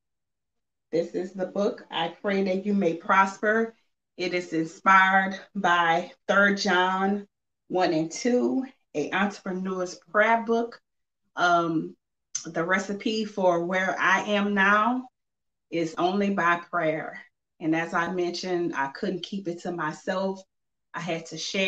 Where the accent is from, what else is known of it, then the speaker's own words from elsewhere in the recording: Simpsport, Louisiana, United States; now in Lafayette, United States; I'm originally from Simpsport, Louisiana, but I reside in Lafayette, Louisiana